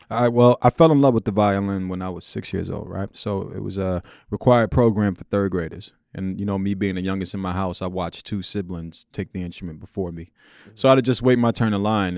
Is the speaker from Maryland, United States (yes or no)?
no; New York City, New York, United States; Born and raised in Queens, mm-hmm. in uh, Jamaica, Queens, South Jamaica, Queens